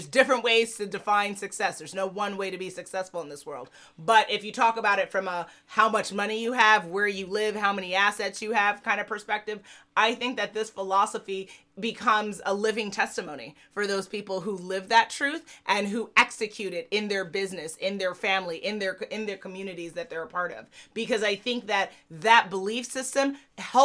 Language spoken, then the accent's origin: English; New York City, New York, United States; I grew up in Manhattan